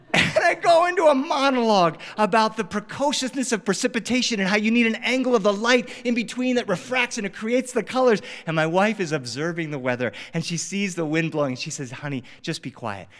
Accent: Delaware, United States; now in Los Angeles, United States; I grew up on the East Coast. I grew up in Delaware

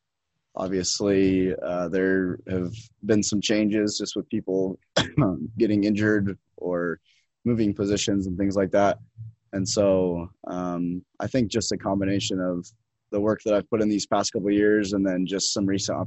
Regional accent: Salt Lake City, Utah, United States; also born or lived in Pittsburgh, Pennsylvania; I'm from Salt Lake City, Utah. I went to Highland High School.

